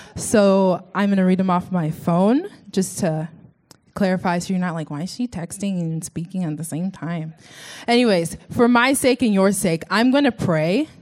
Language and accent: English; Sugar Land, Texas, United States; moved away; This is where I'm from. Uh, it's called Sugarland, Sugar, and then Space, and then Land, Texas.